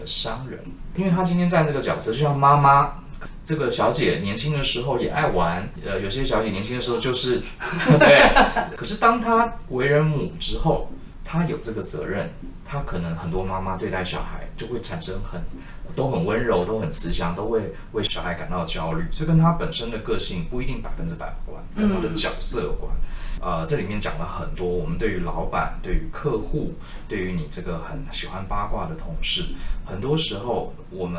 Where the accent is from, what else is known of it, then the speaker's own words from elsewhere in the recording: Taiwan; also born or lived in United States; 这个故事我觉得蛮经典的，甚至有一些是在那边长大的华人都还是会像我们台湾人。